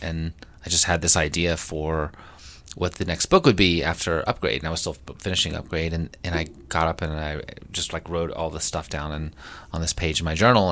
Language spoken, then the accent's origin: English; Statesville, North Carolina, United States; my hometown of Statesville, North Carolina